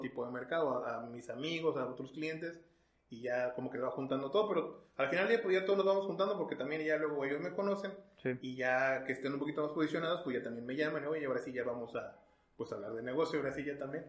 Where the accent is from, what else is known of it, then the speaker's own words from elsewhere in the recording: Mexico; also born or lived in Texas, United States; yo nací en Texas, eh, por cuestiones familiares y demás, pero ya totalmente mexicano